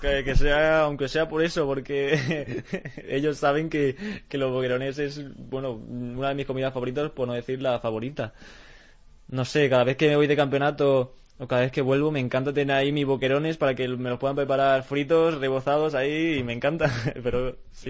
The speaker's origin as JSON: {"language": "Spanish", "country": "Spain", "said": "yo también me siento muy orgulloso de ser español"}